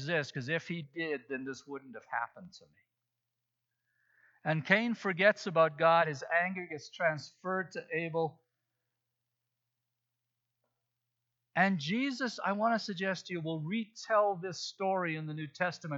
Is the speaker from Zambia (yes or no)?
yes; Zambia; moved away; When I was growing up in Africa, in Zambia